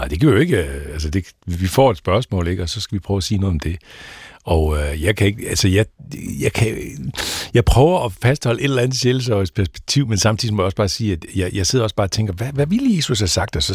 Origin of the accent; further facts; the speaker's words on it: Hirtshals, North Denmark Region, Denmark; Jeg kommer fra Hirshals.